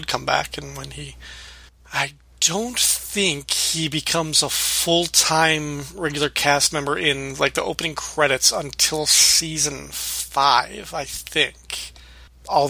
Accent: Illinois, United States; growing up in the Midwest in Illinois

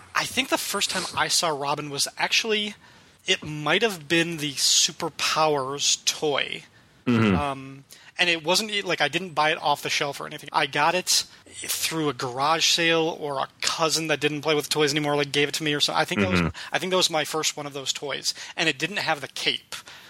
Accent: outside of Chicago, Illinois, United States; I remember seeing it on WGN, which was a Chicago affiliate, because I grew up outside of Chicago.

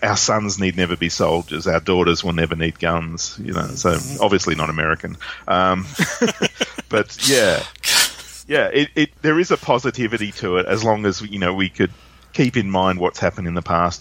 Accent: Australia

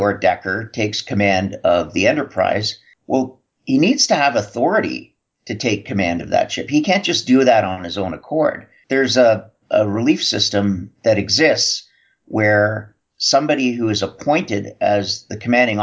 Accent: Canada; Being Canadian

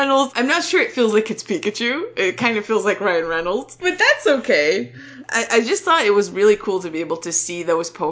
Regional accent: Canada; as a Canadian

